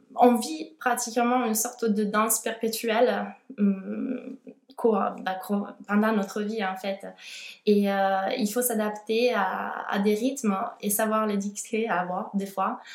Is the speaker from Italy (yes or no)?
yes; Italy; French is a second language; moved away as an adult; also born or lived in Milan, Italy; now in Toulouse, France; je suis italienne